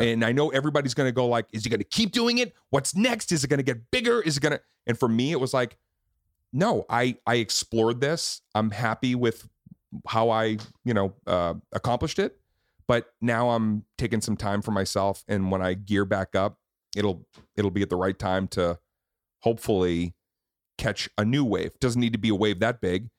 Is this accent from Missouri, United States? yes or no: no; Boston, Massachusetts, United States; moved away; We filmed it in Boston. I got to produce it in my hometown